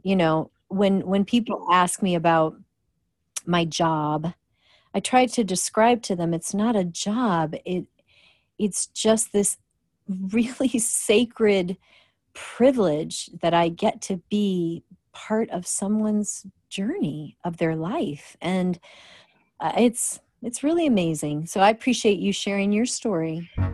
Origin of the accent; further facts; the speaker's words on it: Rockford, Illinois, United States; growing up in Rockford, Illinois